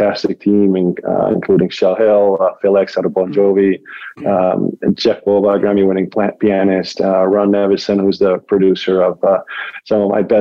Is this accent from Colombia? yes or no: no; Argentina; moved away as an adult; now in United States; I was born and raised in Argentina